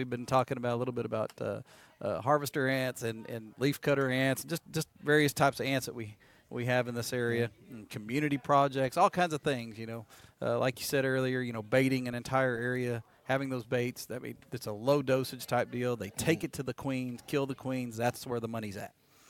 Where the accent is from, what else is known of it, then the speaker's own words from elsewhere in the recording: Corpus Christi, Texas, United States; I grew up in Corpus and played football